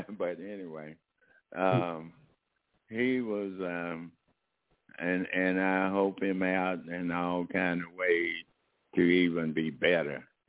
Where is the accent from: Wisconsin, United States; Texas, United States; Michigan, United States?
Texas, United States; moved away; also born or lived in Oakland, California; I started out from my hometown, Comerica, Texas, a very small